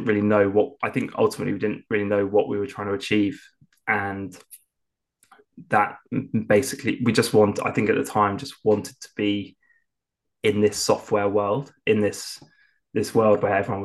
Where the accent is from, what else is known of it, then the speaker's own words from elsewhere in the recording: Lymington, South East England, United Kingdom; started consulting for a company down in my hometown in Lymington